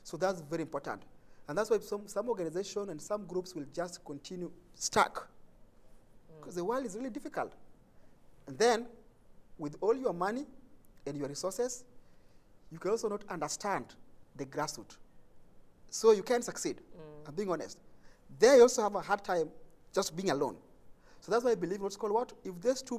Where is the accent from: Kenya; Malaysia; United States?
Kenya; Nairobi; I come from Kibera, from the community.